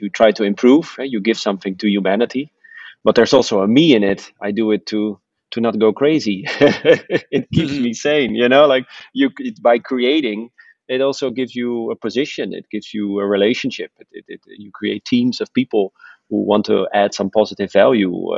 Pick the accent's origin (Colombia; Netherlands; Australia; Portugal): Netherlands; I'm from the Netherlands, so we live mostly below sea level